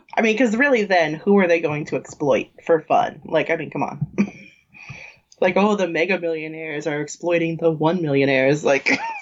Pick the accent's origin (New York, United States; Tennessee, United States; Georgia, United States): New York, United States; we grew up in New York, which is like has literally everyone from everywhere